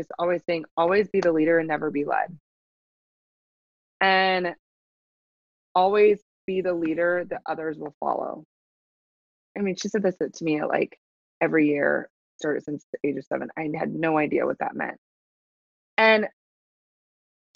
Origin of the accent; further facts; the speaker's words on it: Nebraska, United States; born and raised in Nebraska.